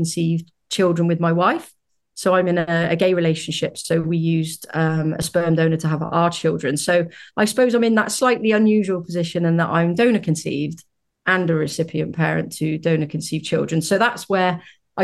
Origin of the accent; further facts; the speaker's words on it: United Kingdom; As you might be able to tell from my accent, I'm from the UK.